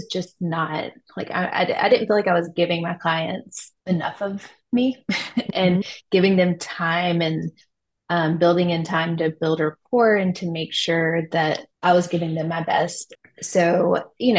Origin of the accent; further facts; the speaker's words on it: Louisiana, United States; moved away; I'm from Louisiana originally